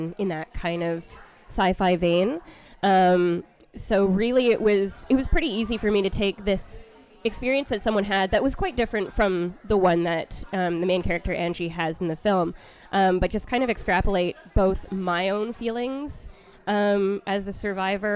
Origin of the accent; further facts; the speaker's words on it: Vancouver, British Columbia, Canada; moved away; back in my hometown of Vancouver in Canada